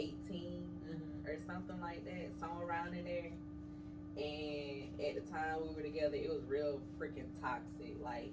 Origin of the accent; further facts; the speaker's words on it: Macon, Georgia, United States; I'm originally from Macon, Georgia. The good old 478.